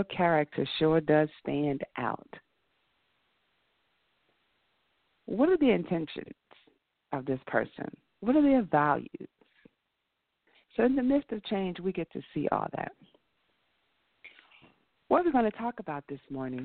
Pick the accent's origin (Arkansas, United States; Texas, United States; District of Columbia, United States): District of Columbia, United States; Washington; now in Atlanta, United States; no, you're not from D.C. Yeah, I am